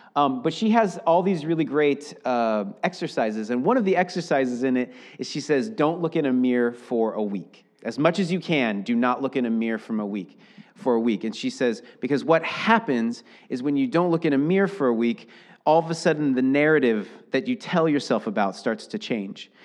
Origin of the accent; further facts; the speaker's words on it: Seattle, Washington, United States; now in Portland, United States; I grew up in Seattle.